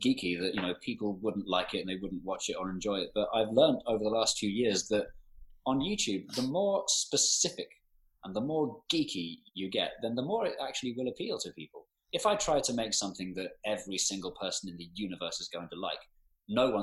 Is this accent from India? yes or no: no; London, United Kingdom; growing up in Northwest London